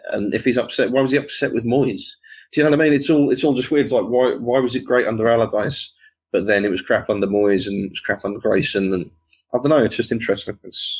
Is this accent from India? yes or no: no; Ascot, South East England, United Kingdom; I'm originally from Ascot.